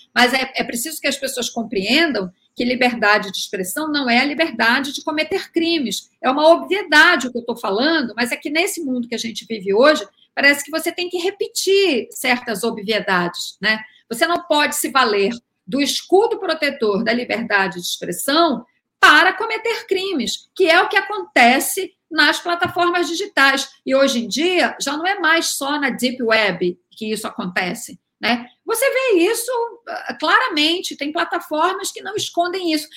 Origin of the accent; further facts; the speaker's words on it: Belém, Pará, Brazil; por ser da Amazônia, né? solar de Belém